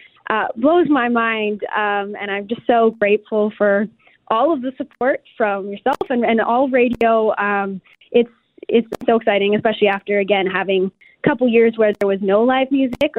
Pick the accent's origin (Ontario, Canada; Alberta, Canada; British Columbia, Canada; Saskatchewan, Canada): Alberta, Canada; St. Albert; my hometown, St. Albert, Alberta